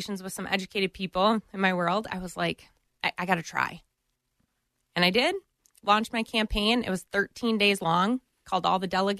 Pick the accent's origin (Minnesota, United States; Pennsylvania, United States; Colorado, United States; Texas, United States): Minnesota, United States; St. Paul Park; I grew up in St. Paul Park.